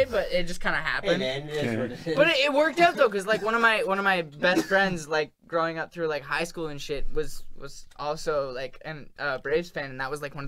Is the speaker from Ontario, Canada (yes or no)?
yes; Smiths Falls, Ontario, Canada; moved away; also born or lived in Ottawa; I was born in Ottawa, raised in Smiths Falls